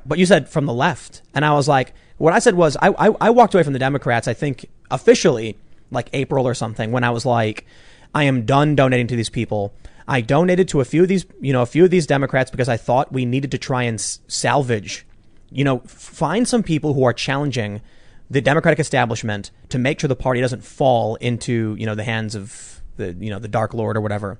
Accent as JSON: {"language": "English", "town": "Chicago", "region": "Illinois", "country": "United States", "said": "I'm from the South Side"}